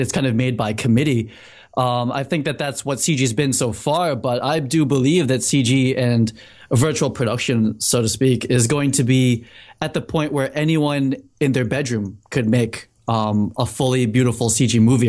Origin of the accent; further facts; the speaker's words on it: Needham, Massachusetts, United States; moved away as an adult; also born or lived in New York City; I grew up in Needham.